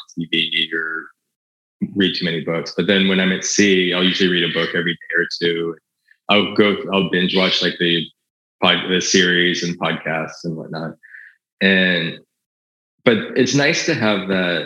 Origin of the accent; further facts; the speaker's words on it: United States; I'm an American